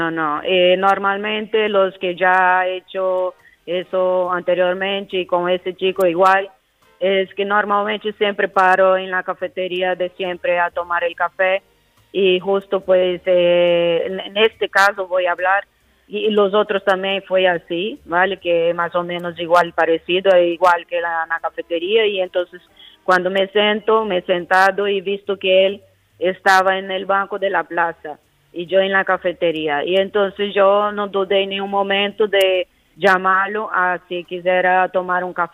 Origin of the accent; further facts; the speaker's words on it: Mato Grosso, Brazil; Spanish is a second language; moved away as an adult; also born or lived in Galicia, Spain; now in Spain; soy brasileña